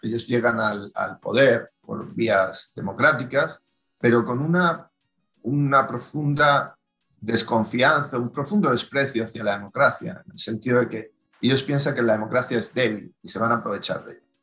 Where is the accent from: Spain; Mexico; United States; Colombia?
Spain; como ciudadanos españoles